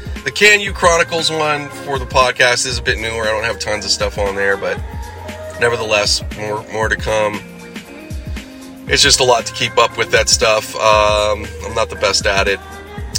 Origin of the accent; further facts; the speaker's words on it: Los Angeles, California, United States; The Sunland area, which is my hometown, like my OG hometown